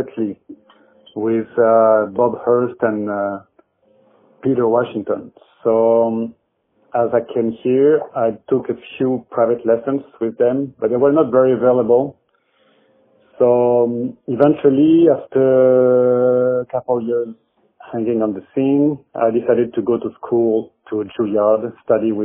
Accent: Aix-en-Provence, Provence-Alpes-Côte d'Azur, France; accent: French; English is a second language; moved away as an adult; also born or lived in Paris; now in New York, United States; I'm coming from the south of France, near Marseille, a region called Aix-en-Provence

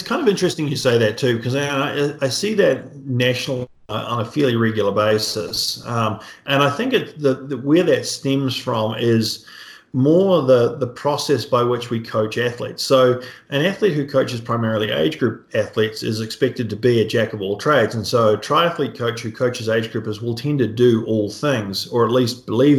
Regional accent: New Zealand; So my background, I grew up in New Zealand, so hence the accent. Most people understand me pretty well these days. It's faded a lot.

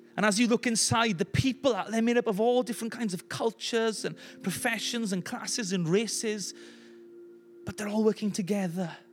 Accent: Llanelli, Wales, United Kingdom; as Welsh people and people from Llanelli

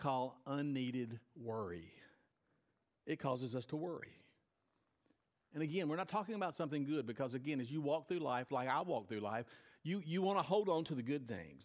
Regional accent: United States; as an American

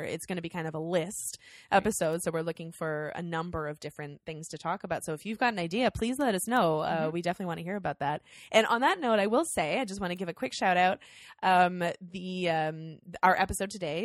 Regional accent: Canada; as a Canadian and also as a woman, a Canadian woman

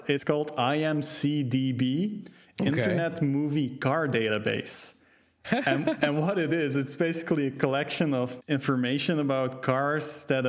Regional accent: Belgium; I mean, I'm from Belgium. Like, we've got Smurfs and shit, so step up your blue man game.

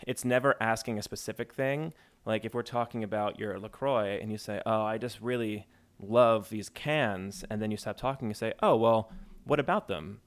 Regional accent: New Jersey, United States; I'm from New Jersey

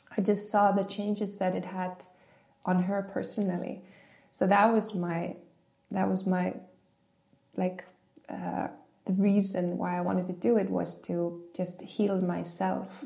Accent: Iceland; growing up in Iceland

